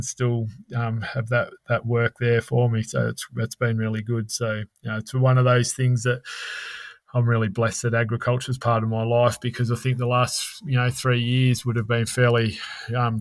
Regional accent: Melbourne, Victoria, Australia; also born or lived in Cockatoo, Victoria; now in Kyabram, Australia; growing up in Melbourne, I grew up at the foot of the Dandenong Ranges or in the Dandenongs themselves at Cockatoo for 5 years of my life.

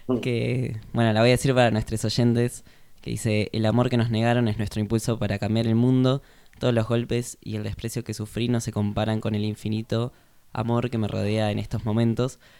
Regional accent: Argentina; así somos los argentinos

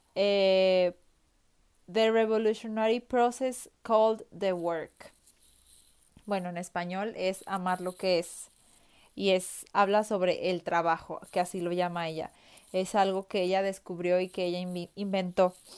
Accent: Mexico; soy mexicana

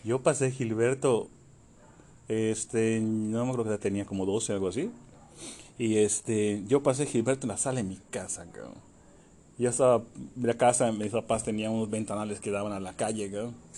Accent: Yucatán, Mexico; soy yucateco

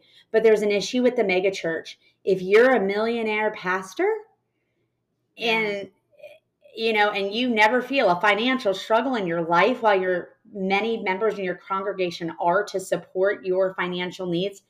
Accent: California, United States; we grew up saying niche in California.

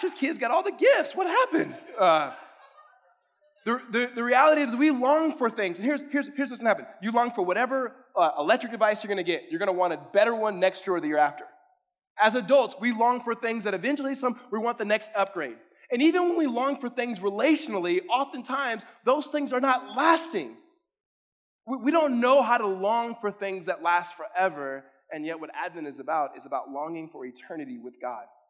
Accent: California, United States; now in Arizona, United States; I'm from California

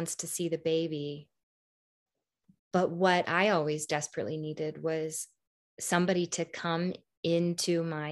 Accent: American Midwest, United States; an American Midwestern woman

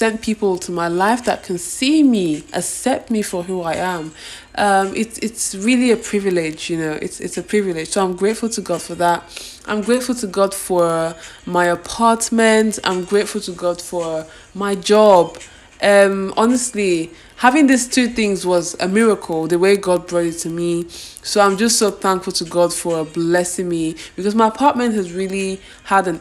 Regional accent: Nigeria; I'm actually grateful for being Nigerian, being from two different tribes, from the place I grew up

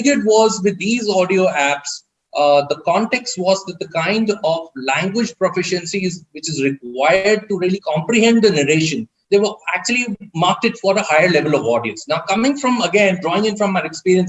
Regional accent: India; me as an Indian

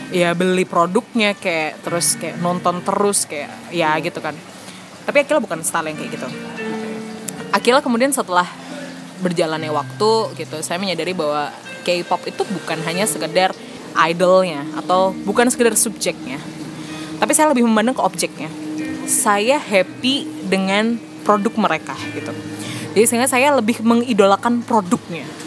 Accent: Malang, East Java, Indonesia; moved away as an adult; now in Surabaya, Indonesia; Aku asli Malang, aku lahir tumbuh di Malang

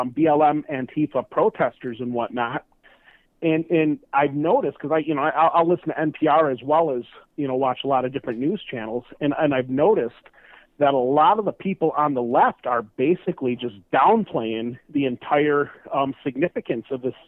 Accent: Detroit, Michigan, United States; I'm from Detroit

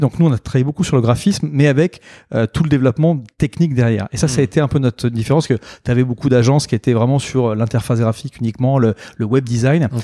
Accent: Normandy, France; moved away as an adult; now in Bordeaux, France; je suis né en Normandie

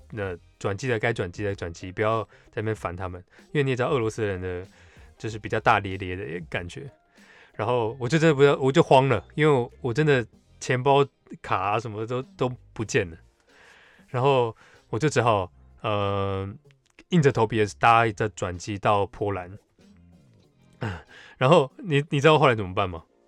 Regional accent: Taiwan; 他们看我是台湾人，那时候我还不会讲日文

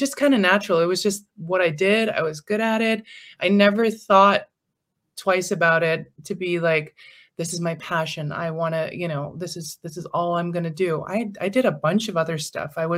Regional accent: Iceland; accent: slight Americanized accent; we have it really, really good here in Iceland

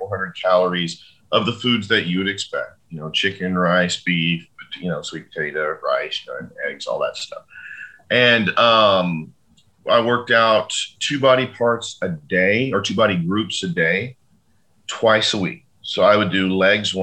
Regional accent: Fort Worth, Texas, United States; in Fort Worth, you know, in my hometown

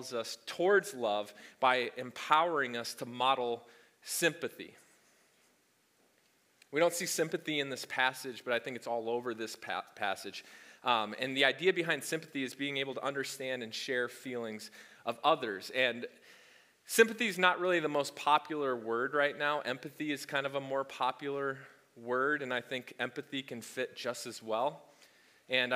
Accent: the South, United States; as we say in the South

